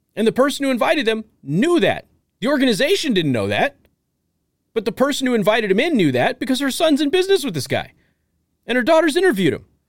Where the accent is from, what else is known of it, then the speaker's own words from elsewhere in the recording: Las Vegas, Nevada, United States; I'm from Vegas. I grew up with drag queens